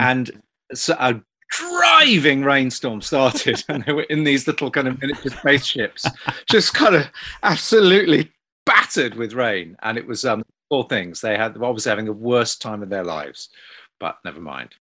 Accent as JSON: {"language": "English", "country": "United Kingdom", "said": "British people growing up"}